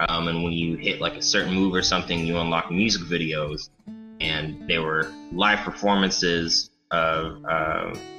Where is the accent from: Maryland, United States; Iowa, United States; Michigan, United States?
Michigan, United States; Rollin; also born or lived in Battle Creek, Michigan / Kalamazoo, Michigan; I'm from originally Rolland, Michigan, which is a small highway